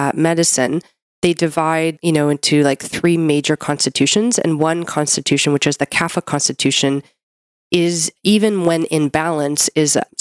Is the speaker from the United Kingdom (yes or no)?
no; Canada; I'm a Canadian medical doctor